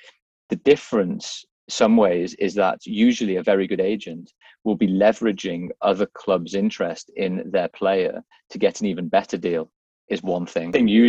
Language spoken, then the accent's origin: English; Liverpool, North West England, United Kingdom; I'm from Liverpool.